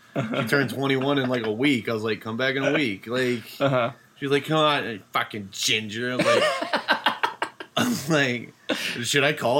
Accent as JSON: {"language": "English", "region": "Kansas", "country": "United States", "said": "we're from Kansas"}